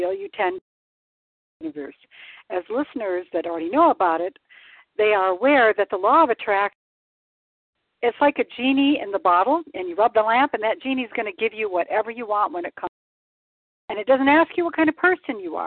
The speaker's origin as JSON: {"language": "English", "region": "Michigan", "country": "United States", "moved": "yes", "lives_now": "San Diego, United States", "said": "I'm from Michigan, and I miss my white Christmas here in San Diego."}